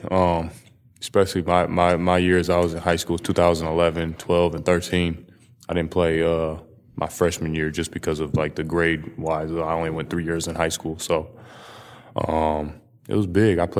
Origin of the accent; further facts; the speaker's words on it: Seattle, Washington, United States; so I'm from Seattle. So the time I played high school was probably Tony Wroten.